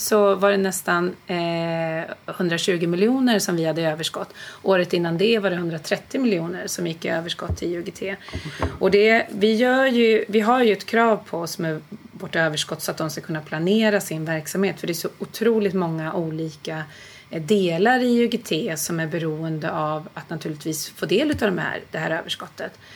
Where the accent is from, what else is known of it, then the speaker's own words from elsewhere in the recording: Nyköping, Södermanland, Sweden; moved away; jag kommer från Nyköping från början, okay. eh, Sörmland